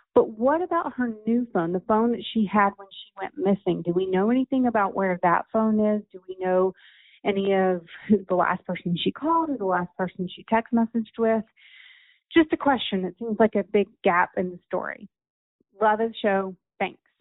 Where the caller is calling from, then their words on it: Denver, Colorado, United States; I'm calling from Denver.